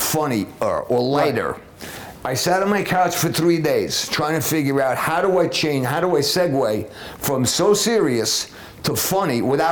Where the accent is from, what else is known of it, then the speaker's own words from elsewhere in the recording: New York City, New York, United States; also born or lived in Florida; I grew up in the one up in East Harlem. And we talked about the old days in New York, growing up in New York City.